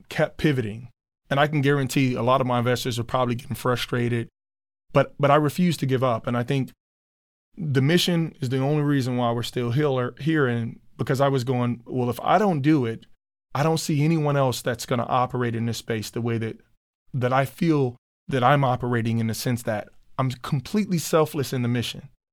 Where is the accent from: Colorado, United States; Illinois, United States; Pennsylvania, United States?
Illinois, United States; Chicago; moved away as an adult; now in Minneapolis, United States; Me growing up in Chicago where I grew up